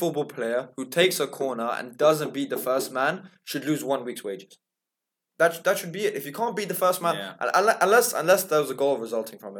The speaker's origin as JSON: {"language": "English", "region": "England", "country": "United Kingdom", "accent": "English", "said": "you can hear by my accent that I'm English"}